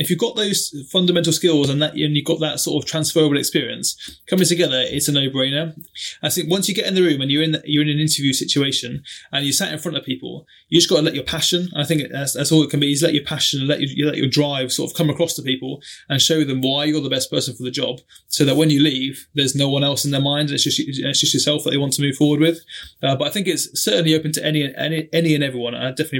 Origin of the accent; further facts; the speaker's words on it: Germany; I'm an army brat myself. So I grew up in Germany, following my dad around as he sort of in the army.